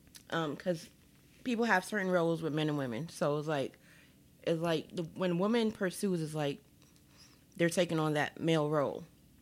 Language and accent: English; New York City, New York, United States; born or raised there